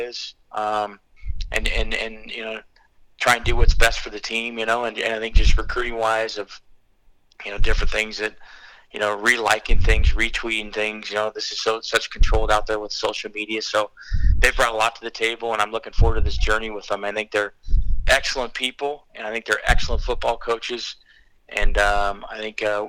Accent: Torrance, California, United States; moved away as an adult; also born or lived in Michigan; I grew up in Torrance

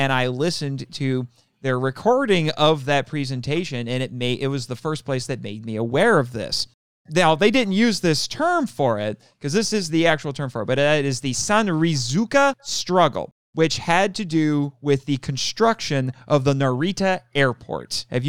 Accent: Indiana, United States; I'm from Indiana.

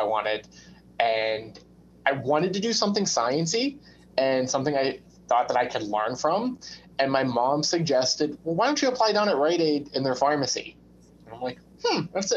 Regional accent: Pittsburgh, Pennsylvania, United States; also born or lived in West Virginia; I'm born and raised in Pittsburgh. Other than the time I spent at medical school, I've lived in Pittsburgh my whole life.

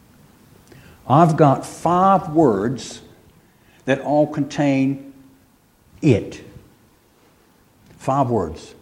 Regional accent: United States; moved away; Being an American

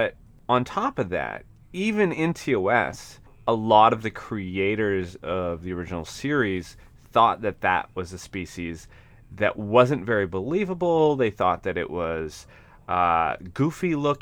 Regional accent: northern Maine, United States; I grew up in northern Maine, though, which is similar to Alaska, but not Alaska.

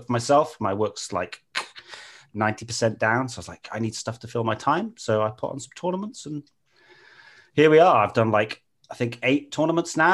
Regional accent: Pembrokeshire, Wales, United Kingdom; I'm really from Wales. My mum was born in Wales, and my father's a Yorkshireman, but I moved to Wales when I was 3 and did all my schooling and stuff there. Yeah, in a little place called Pembrokeshire

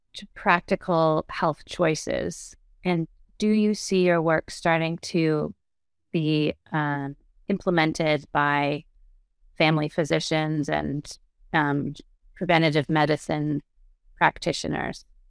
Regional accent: Canada; now in United States; I'm Canadian, but we're living in the U S

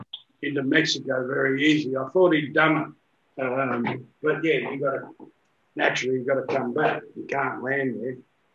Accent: Australia; I'm from Australia.

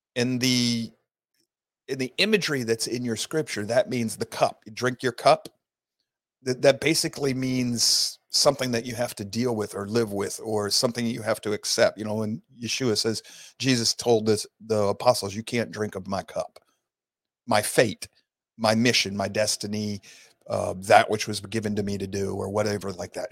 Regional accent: Sault Ste. Marie, Michigan, United States; now in Georgia, United States; I was raised in Sault Ste. Marie, Michigan area

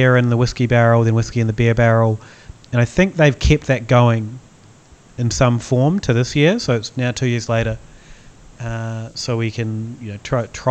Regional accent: New Zealand; moved away; I'm from New Zealand

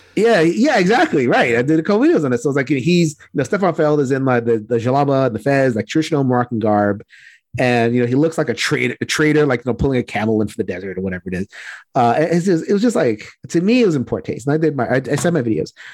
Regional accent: Puerto Rico

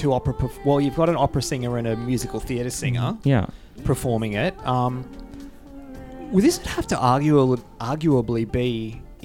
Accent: Australia; as an Australian

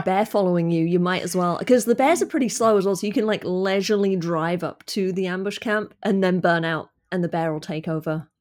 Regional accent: United Kingdom; as a Brit

